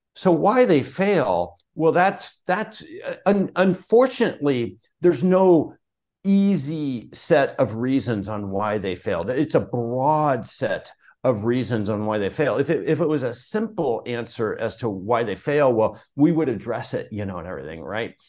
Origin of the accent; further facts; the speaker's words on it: Portland, Oregon, United States; I grew up in Portland, Oregon